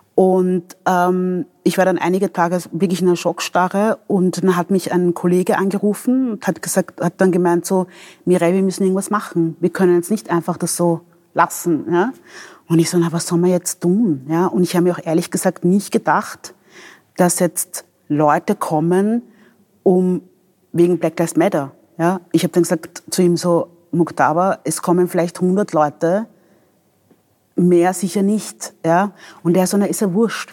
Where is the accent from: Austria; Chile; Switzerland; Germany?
Austria; Vienna; also born or lived in Democratic Republic of the Congo / Angola / Traiskirchen; ich bin also als Wienerin, ich bin hier aufgewachsen, ich bin hier in den Kindergarten gegangen